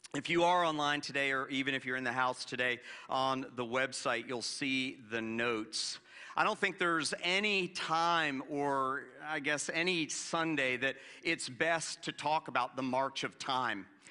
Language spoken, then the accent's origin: English; Florida, United States; moved away; growing up in Florida where we didn't have much of a change of season